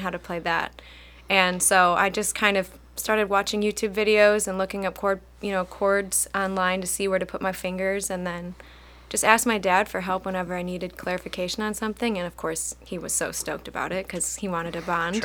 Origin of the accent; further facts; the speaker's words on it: Chardon, Ohio, United States; I grew up in Chardon